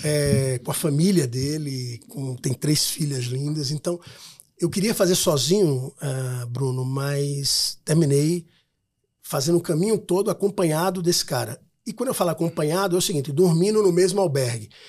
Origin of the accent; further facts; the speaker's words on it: Maceió, Alagoas, Brazil; Eu sou de Maceió, né? Uma cidade pequena, um estado pequeno